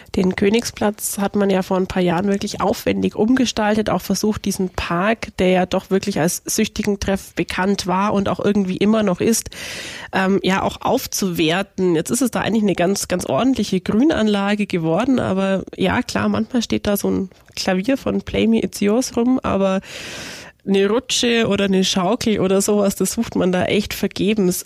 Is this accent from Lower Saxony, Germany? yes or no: no; Bobingen, Bavaria, Germany; ich bin in Bobingen groß geworden